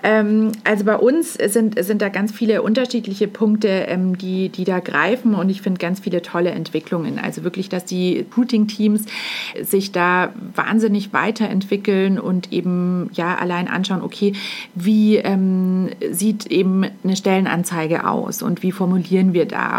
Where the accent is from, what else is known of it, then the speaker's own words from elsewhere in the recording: Munich, Bavaria, Germany; ich bin äh, eben ein Münchner Kindel, ganz klar. Ich wohne hier nicht alleine in, im schönen München